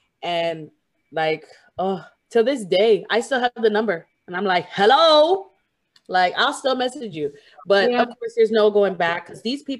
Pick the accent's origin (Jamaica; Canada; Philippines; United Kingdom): Jamaica; I'm Jamaican too